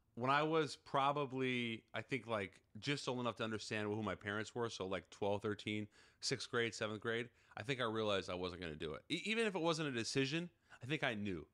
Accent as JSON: {"language": "English", "town": "Seattle", "region": "Washington", "country": "United States", "tie": "born or raised there", "said": "I'm from Seattle"}